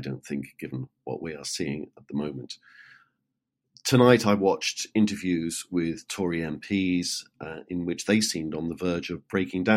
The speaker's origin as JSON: {"language": "English", "country": "United Kingdom", "said": "me as a Brit"}